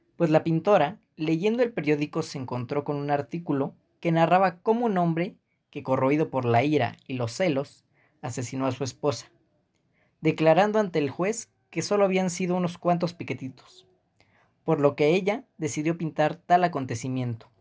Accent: Mexico; uno como mexicano

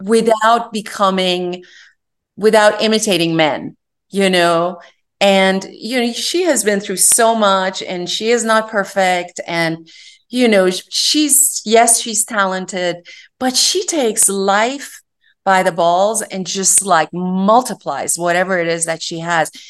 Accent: Iran; moved away; I was born and raised in Iran

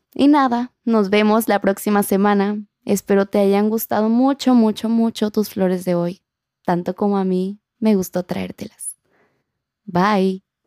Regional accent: Acapulco, Guerrero, Mexico; accent: acapulqueño; mi acento acapulqueño

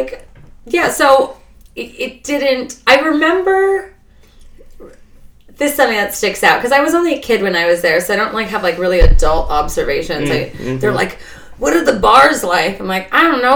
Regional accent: Idaho, United States; moved away as an adult; also born or lived in Alaska; now in New York, United States; 10 years in Idaho

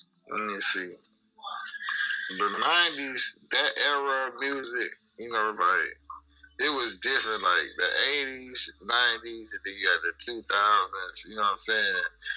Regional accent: Miami, Florida, United States; I'm from Miami, Florida

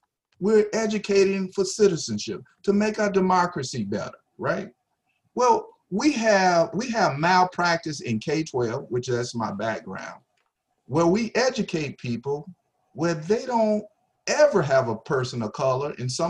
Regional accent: the South, United States; And I learned that from growing up in the South from my own dad.

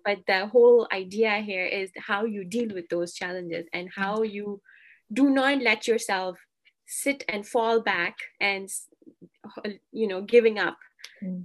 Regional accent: Pakistan; moved away as an adult; now in Alberta, Canada; I'm from Pakistan, so Pakistan uh, it's also quite hot in summer

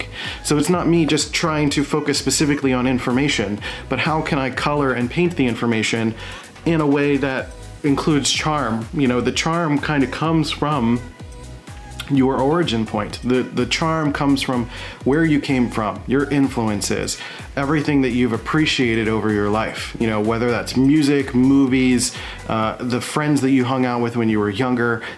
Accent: Philadelphia, Pennsylvania, United States; moved away as an adult; I'm from Philadelphia, Pennsylvania

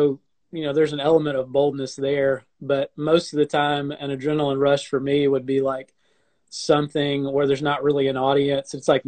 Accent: Alabama, United States; also born or lived in Arkansas; now in Sarasota, United States; We went out to Arkansas, which is where I'm sort of from. I'm from Alabama and Arkansas, I guess you'd say.

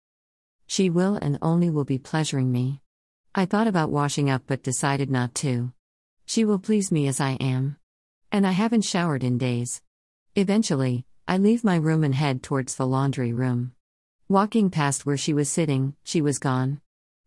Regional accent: the North, United States; now in Texas, United States; I grew up in the North

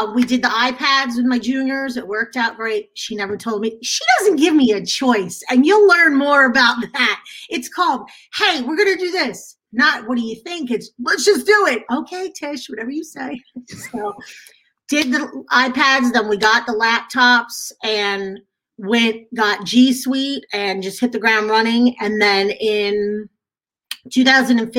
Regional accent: Long Island, New York, United States; moved away as an adult; now in Texas, United States; not a native Texan, as you can tell by the accent. Born and raised in New York on Long Island. Didn't move down here until 2002

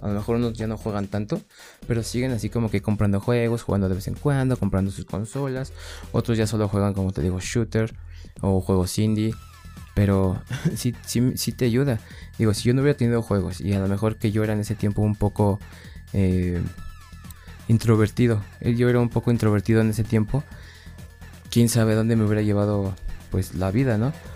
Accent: Mexico; en mi país, aquí en México

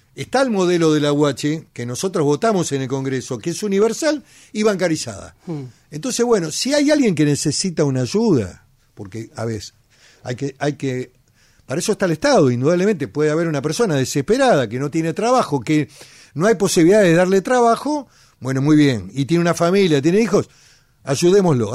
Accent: Argentina; also born or lived in Patagonia

